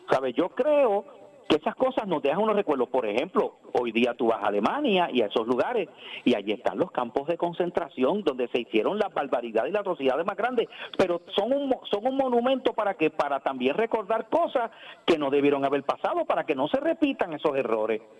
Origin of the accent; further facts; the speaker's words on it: Ponce, Puerto Rico; born there; entonces va a haber que cambiar el nombre a la, ciudad donde yo nací